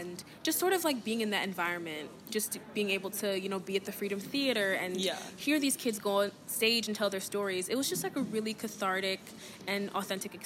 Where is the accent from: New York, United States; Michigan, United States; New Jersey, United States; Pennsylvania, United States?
Pennsylvania, United States; Philadelphia; born or raised there; moved away